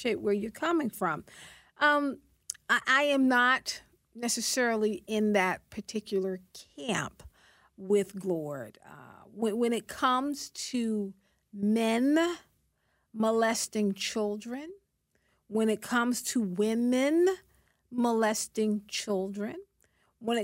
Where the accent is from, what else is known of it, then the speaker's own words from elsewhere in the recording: South Carolina, United States; South Carolina, my home state